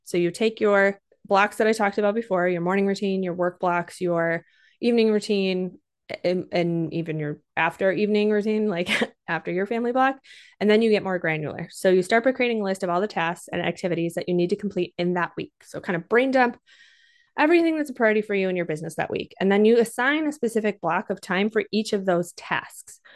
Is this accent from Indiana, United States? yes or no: no; Minnesota, United States; I'm also from Minnesota, so every once in a while, if you hear that accent, you know where it's coming from.